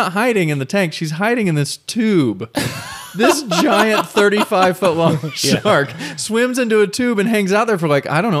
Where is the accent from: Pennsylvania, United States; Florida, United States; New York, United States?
Florida, United States; Orlando; I grew up in Orlando